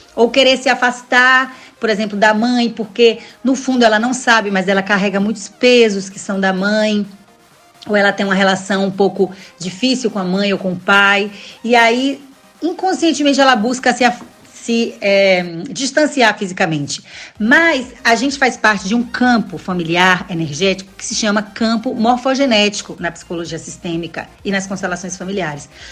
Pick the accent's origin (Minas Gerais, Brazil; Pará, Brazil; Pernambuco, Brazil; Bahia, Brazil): Bahia, Brazil; Salvador; Eu sou de Salvador, sou baiana de Salvador